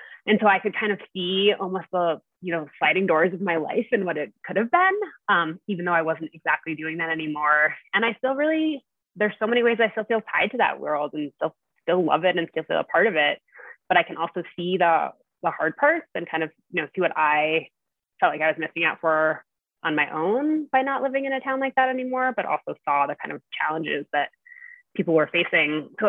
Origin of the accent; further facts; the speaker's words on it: New England, United States; moved away as an adult; also born or lived in Avon, Colorado; I grew up in New England. I grew up on the East Coast in a family that skied a little bit and kind of spent a chunk of time in the mountains.